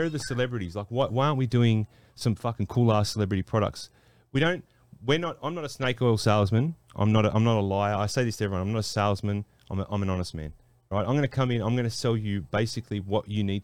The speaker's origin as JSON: {"language": "English", "town": "Sydney", "region": "New South Wales", "country": "Australia", "tie": "born or raised there", "said": "I'm from Western Sydney, from Australia. Like I grew up with all my mates are Samoans"}